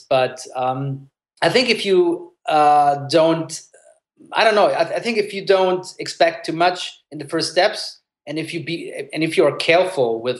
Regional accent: Germany; English is a second language; I was born in Germany, but I grew up bilingual, so my parents were just speaking at home in Italian

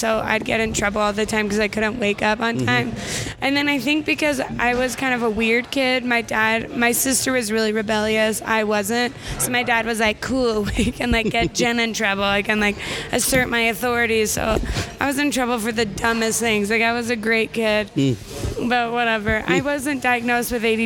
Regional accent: Utah, United States; moved away as an adult; also born or lived in Brooklyn, New York; that's where I was raised

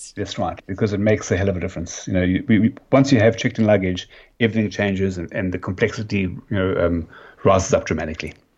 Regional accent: Cape Town, Western Cape, South Africa; accent: South African; moved away as an adult; now in Australia; I'm originally from Cape Town

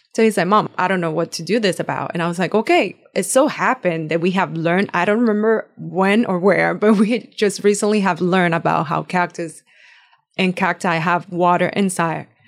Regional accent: Puerto Rico; first language Spanish; English is a second language; moved away as an adult; now in United States; Born and raised in Puerto Rico, I actually just moved here when I married my husband

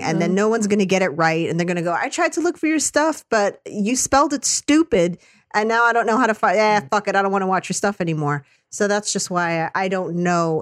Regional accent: United States; accent: American

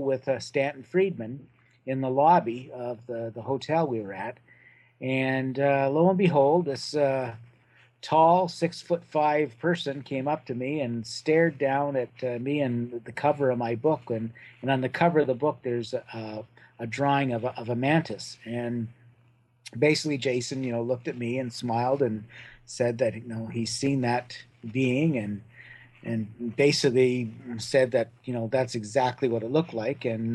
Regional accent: Brantford, Ontario, Canada; my hometown of Brantford, Ontario

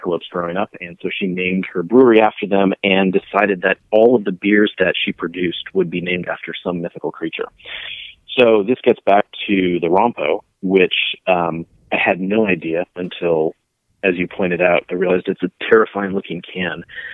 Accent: Colorado, United States; now in Nashville, United States; I'm from Colorado

